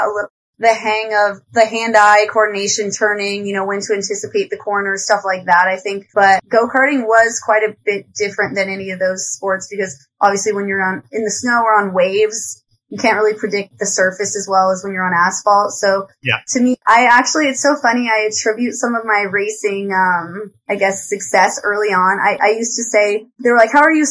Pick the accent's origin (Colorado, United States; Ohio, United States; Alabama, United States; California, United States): Colorado, United States; Arvada; I'm from Colorado originally, Arvada, Colorado. So it's kind of a suburb outside of Denver.